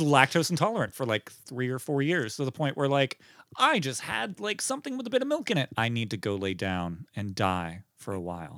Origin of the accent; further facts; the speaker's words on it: Beaver County, north of Pittsburgh, Pennsylvania, United States; Forty-five minutes north of Pittsburgh, Beaver County